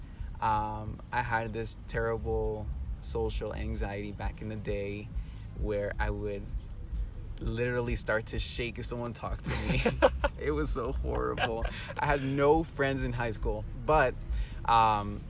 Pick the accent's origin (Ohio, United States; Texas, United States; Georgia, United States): Texas, United States; Houston; moved away as an adult; now in Guadalajara, Mexico; I was raised in Houston, Texas